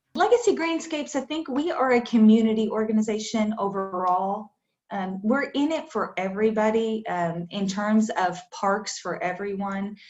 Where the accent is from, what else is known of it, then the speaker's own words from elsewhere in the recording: Iowa, United States; moved away as an adult; also born or lived in Kentucky; now in Winchester, United States; I am originally from Iowa. Uh, I came to Kentucky to get my graduate degree at the University of Kentucky.